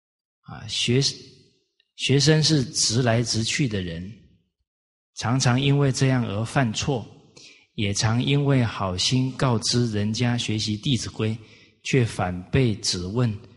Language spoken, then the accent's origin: Chinese; Kaohsiung, Taiwan; 我小时候也是在高雄市长大，啊，在一个大都会里面